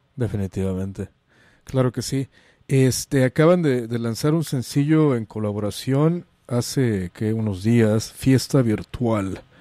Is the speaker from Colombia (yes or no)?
no; Mexico; now in San Francisco, United States; como decimos en México